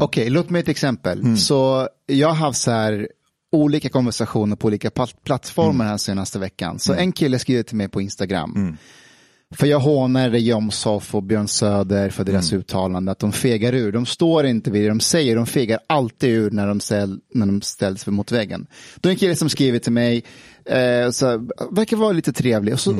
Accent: Afghanistan; now in Sweden; när jag växte upp i Afghanistan

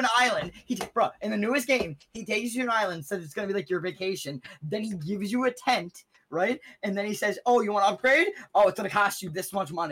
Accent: Canada; I'm Canadian.

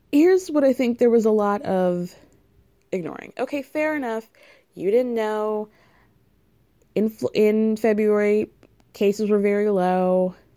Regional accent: New York, United States; as a New Yorker

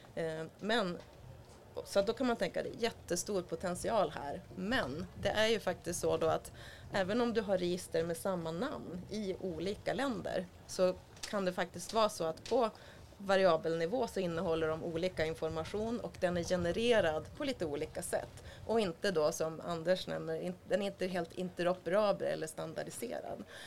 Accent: Sweden; numera i Sverige där jag kommer ifrån

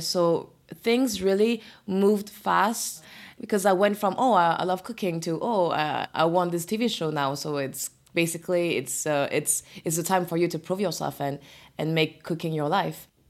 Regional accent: Orléans, Centre-Val de Loire, France; English is a second language; moved away as an adult; now in Paris, France; I grew up in Orléans

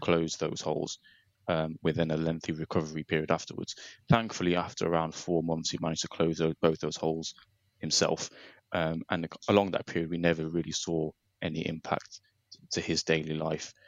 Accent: Nottingham, East Midlands, United Kingdom; I'm 35 from from Nottingham

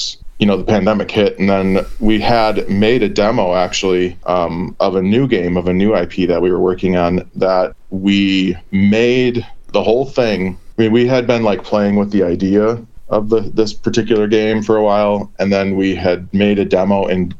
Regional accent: Minneapolis, Minnesota, United States; We're all from Minneapolis, and that's where I reside, is Minneapolis, Minnesota

